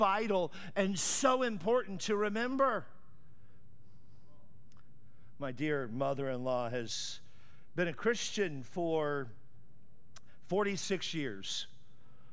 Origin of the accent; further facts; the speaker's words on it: California, United States; I'm from California, where we have fun and we enjoy life.